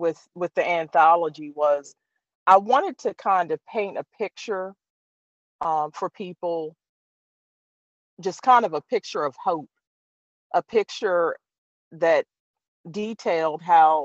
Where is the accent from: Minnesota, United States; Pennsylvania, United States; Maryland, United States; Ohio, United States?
Maryland, United States; Eastern Shore of; I'm from the Eastern Shore of Maryland